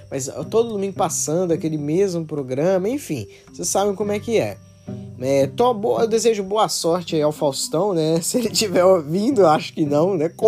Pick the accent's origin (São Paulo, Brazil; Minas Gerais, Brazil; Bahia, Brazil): Minas Gerais, Brazil; Betim; porque eu sou de Betim. Betim é uma cidade industrial